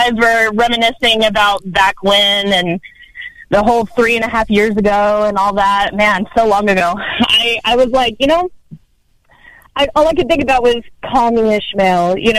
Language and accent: English; South East England, United Kingdom; I'm from Sussex, sir.